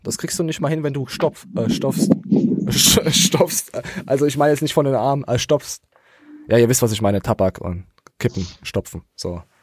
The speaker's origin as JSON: {"language": "German", "area": "the East", "region": "eastern Germany", "country": "Germany", "tie": "born or raised there", "said": "Ich bin einfach nur im Osten geboren"}